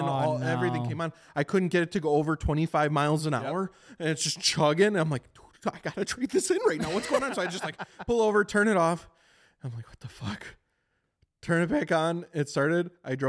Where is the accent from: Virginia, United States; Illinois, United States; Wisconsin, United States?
Wisconsin, United States; Beaver Dam; I'm from Beaver Dam, and that is a city